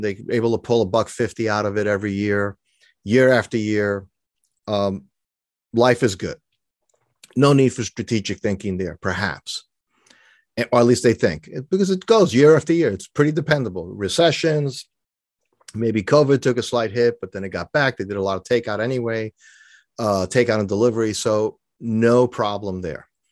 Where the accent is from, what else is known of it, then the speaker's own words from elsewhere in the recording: New York City, New York, United States; I grew up in New York City, so I'm not a sailor